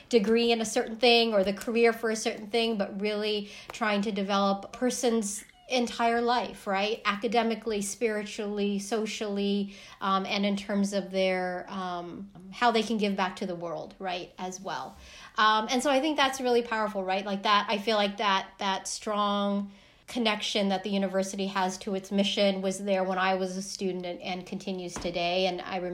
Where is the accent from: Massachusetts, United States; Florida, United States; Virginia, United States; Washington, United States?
Washington, United States; Seattle; moved away; also born or lived in Santa Clara, California; I'm originally from Seattle, Washington. So I grew up in Seattle, going to really diverse public schools there